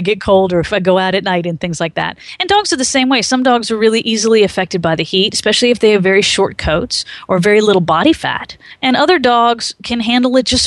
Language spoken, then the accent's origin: English; Maryland, United States; moved away; I grew up in Maryland